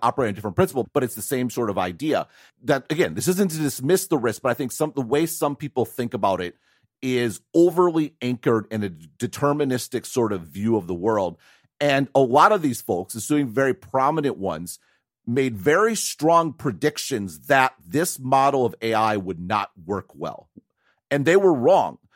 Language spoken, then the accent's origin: English; United States; moved away as an adult; now in Taiwan; I'm an American